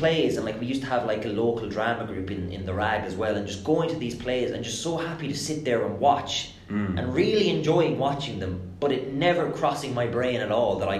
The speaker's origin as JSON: {"language": "English", "region": "just outside Thurles in Tipperary", "country": "Ireland", "tie": "born or raised there", "also_born_or_lived": "England", "said": "I grew up in England, actually, but moved over to Ireland. All my family is Irish. Mum and dad are Irish and stuff. When I was maybe 8 or 9 or something."}